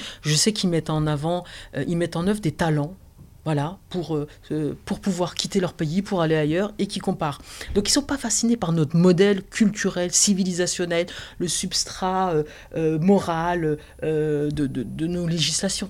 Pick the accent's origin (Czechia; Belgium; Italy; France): France; eastern France; dans l'est de la France, là d'où je viens